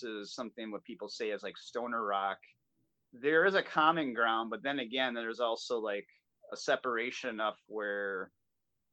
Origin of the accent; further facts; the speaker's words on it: Milwaukee, Wisconsin, United States; We're based out of here in my hometown in Milwaukee, Wisconsin.